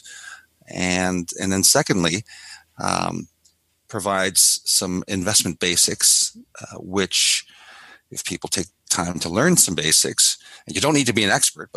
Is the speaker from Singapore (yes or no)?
no; the Maritimes, Canada; I grew up in the Maritimes